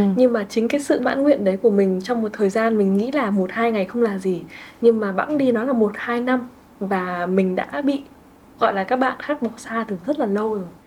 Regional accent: Vietnam; mình là người à. Việt Nam

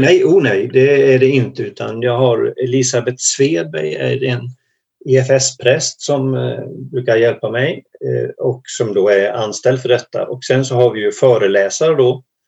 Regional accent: Småland, Sweden; moved away as an adult; now in Hemavan, Sweden; jag är egentligen från början en gammal smålänning. Men har bott i Norrland i över tjugofem år

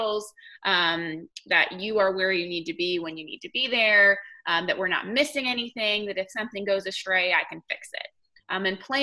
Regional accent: Connecticut, United States; accent: northern; moved away as an adult; now in Black Mountain, United States; I did not grow up here. I grew up in Connecticut. So I'm a long way from home.

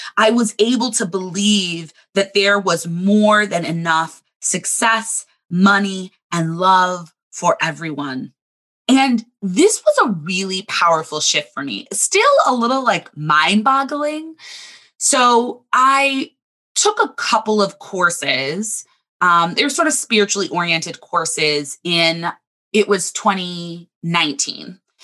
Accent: Southern California, United States; now in Chicago, United States; I grew up in Southern California

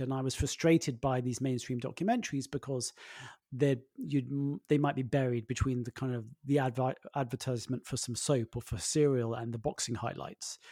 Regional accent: London, United Kingdom; I grew up in London

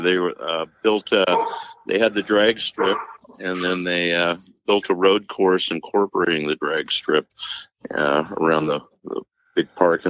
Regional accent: Southern California, United States; also born or lived in Los Angeles, California / Pomona, California / Newport Beach, California / Dana Point, California; I was born and raised in Southern California, actually born in Los Angeles, and real early years was in Pomona, and then down in South Orange County, Newport Beach, Dana Point, Valeria, Laguna Beach, and spent the majority of my life there.

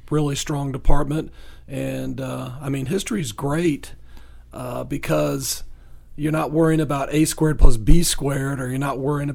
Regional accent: Virginia, United States; now in Coweta County, United States; I'm from Virginia.

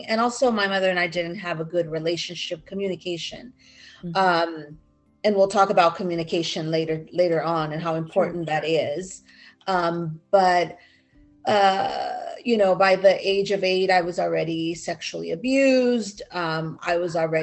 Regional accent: Southern California, United States; also born or lived in Mexico City, Mexico / Cuernavaca, Morelos, Mexico; I grew up in California

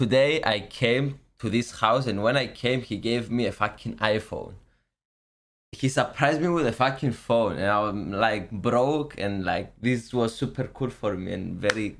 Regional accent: Cyprus; English is a second language; moved away as an adult; I'm from Cyprus, near Greece.

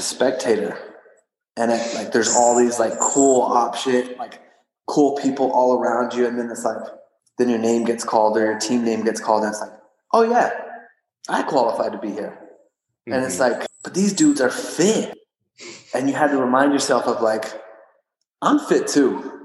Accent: Odessa, Texas, United States; I was born and raised in Odessa, Texas

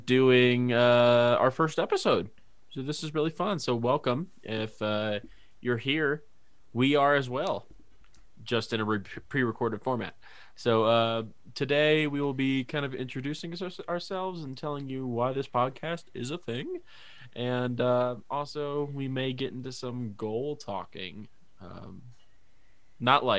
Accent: Northern Kentucky, United States; also born or lived in Cincinnati, Ohio / Louisville, Kentucky; I grew up in Kentucky. I was born in Cincinnati, though. I grew up in Northern Kentucky specifically

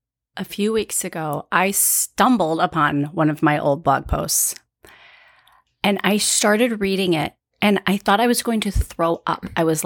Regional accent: Chicago, Illinois, United States; I'm from Chicago.

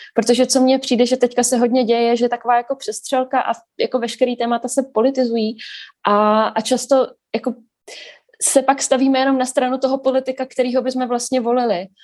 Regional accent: Brno, South Moravian Region, Czechia; jako Brňák, který občas přijde do Prahy pracovně

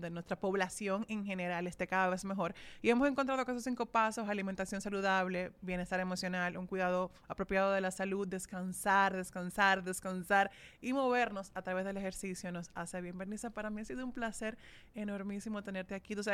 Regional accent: Dominican Republic; somos dominicanos

